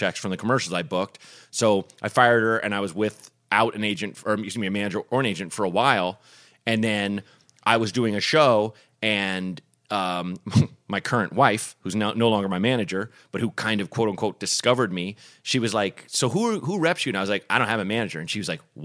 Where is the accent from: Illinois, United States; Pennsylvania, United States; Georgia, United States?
Illinois, United States; Evanston; moved away; also born or lived in Chicago; I was born in Evanston, which is more north.